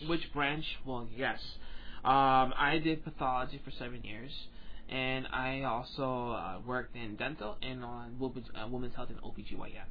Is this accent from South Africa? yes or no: no; New Jersey, United States; moved away as an adult; now in Florida, United States; I'm recently from New Jersey